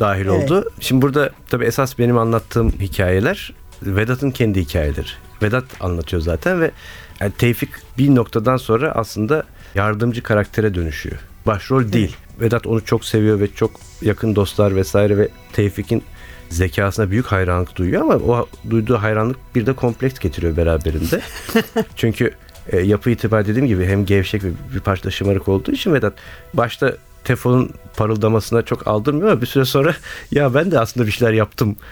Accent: Istanbul, Turkey; moved away as an adult; now in Izmir, Turkey; İstanbul'un e, Bağdat Caddesi Suadiyeliyim

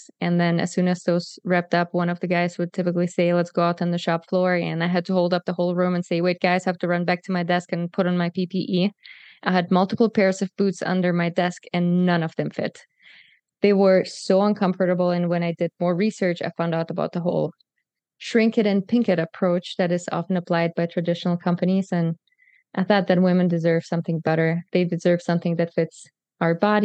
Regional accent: Germany; moved away as an adult; also born or lived in Kazakhstan; I'm from Germany and moved here 8 years ago. But if you want the full story, I was actually born in Kazakhstan

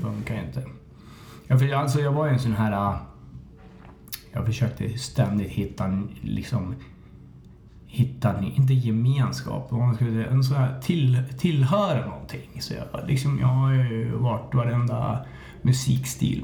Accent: Hallstahammar, Västmanland, Sweden; Jag är uppväxt i Hallstahammar

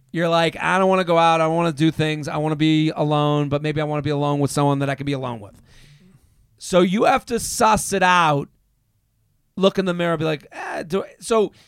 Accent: outside of Boston, Massachusetts, United States; moved away as an adult; also born or lived in Pennsylvania; now in New York, United States; I'm from outside of Boston in high school

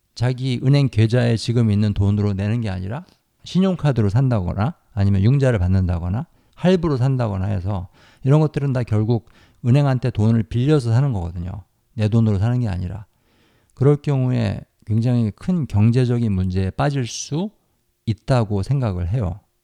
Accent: South Korea; 유니스 씨하고 제가 태어나서 자란 이 나라, 우리나라

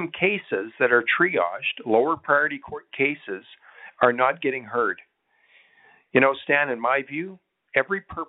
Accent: Grande Prairie, Alberta, Canada; in Grand Prairie in my hometown

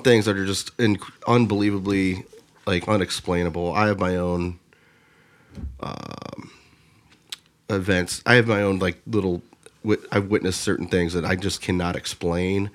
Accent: Lorain, Ohio, United States; I'm from Lorraine

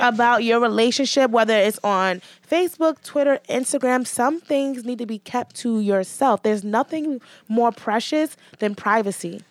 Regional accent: New York City, New York, United States; I grew up in Hell's Kitchen

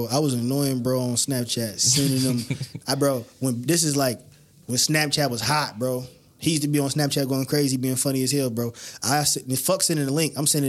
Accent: Michigan City, Indiana, United States; I'm from West Side of Michigan City.

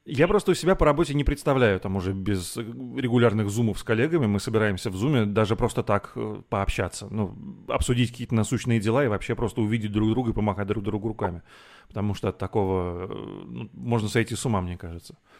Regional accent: Moscow, Russia; из Зябликова я давным-давно уехал, я не нахожусь уже там, несмотря на это, мой, э, этот район навсегда в моем сердце

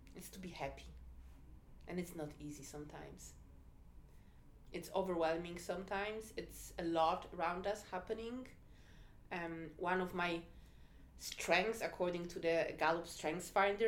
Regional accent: Poland; moved away; I'm originally from Poland

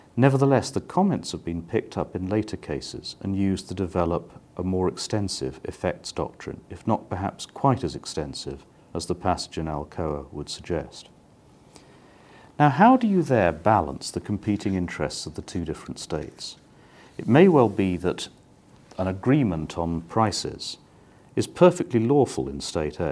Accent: United Kingdom; now in The Hague, Netherlands; I am British

